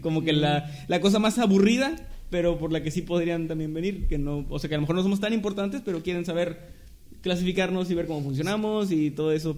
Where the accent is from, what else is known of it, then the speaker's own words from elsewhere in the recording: Mexico; somos mexicanos